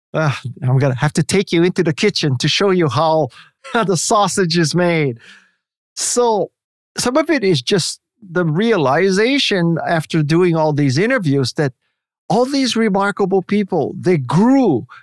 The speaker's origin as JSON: {"language": "English", "region": "Hawaii", "country": "United States", "tie": "born or raised there", "moved": "yes", "said": "because I'm from Hawaii"}